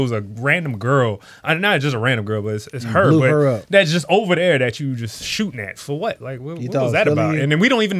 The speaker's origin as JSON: {"language": "English", "town": "Washington", "region": "District of Columbia", "country": "United States", "said": "I'm from D.C."}